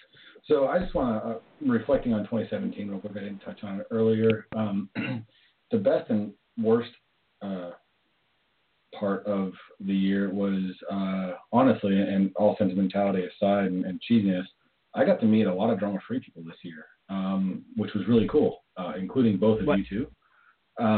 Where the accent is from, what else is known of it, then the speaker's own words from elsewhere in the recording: Canada; I'm from Canada